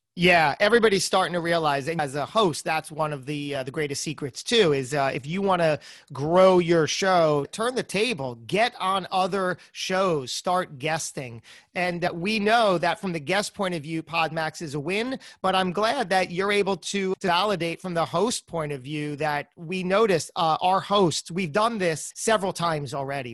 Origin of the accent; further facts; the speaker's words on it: New Jersey, United States; I'm from Jersey